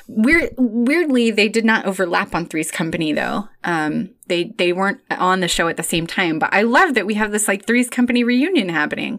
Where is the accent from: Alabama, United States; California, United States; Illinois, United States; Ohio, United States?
Illinois, United States; Chicago; moved away; as a Chicagoan, formerly, uh, and I still identify as a Chicagoan